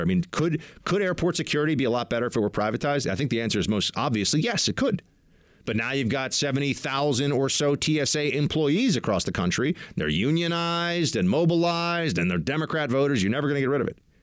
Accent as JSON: {"language": "English", "country": "United States", "said": "I'm an American, I am."}